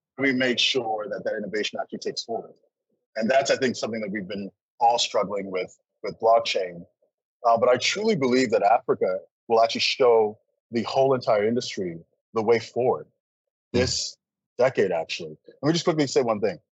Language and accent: English; Canada; moved away as an adult; also born or lived in Nigeria / California; growing up in Canada